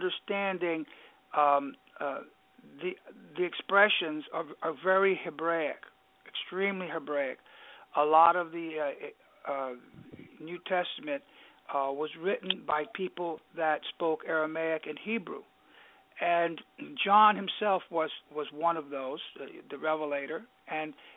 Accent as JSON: {"language": "English", "region": "New York", "country": "United States", "accent": "New York", "said": "if I were to speak Greek, well, you could hear my New York accent through there"}